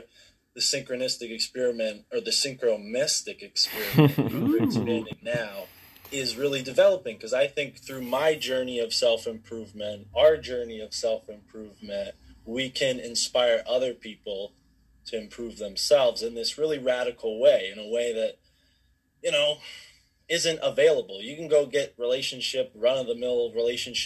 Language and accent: English; Connecticut, United States; I'm from Connecticut